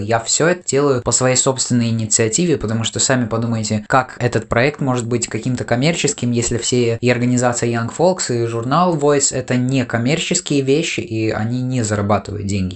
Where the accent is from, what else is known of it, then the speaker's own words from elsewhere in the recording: Latvia; мы из Латвии